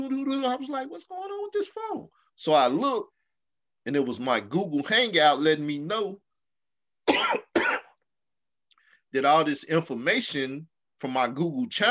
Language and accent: English; the South, United States; also born or lived in Arkansas; I come from the South. We talk about your whole dead family